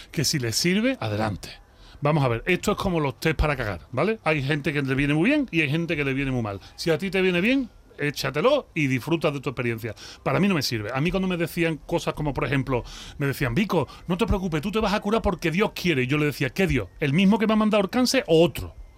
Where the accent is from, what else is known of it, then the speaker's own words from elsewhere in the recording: Seville, Andalusia, Spain; accent: Sevillian; moved away as an adult; also born or lived in Mexico; yo soy de Sevilla, si yo me crio en la Macarena